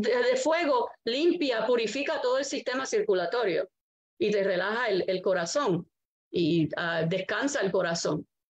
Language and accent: Spanish; Arecibo, Puerto Rico; Yo fui nacida en Arecibo, criada en Arecibo y estoy viviendo ahora aquí en Arecibo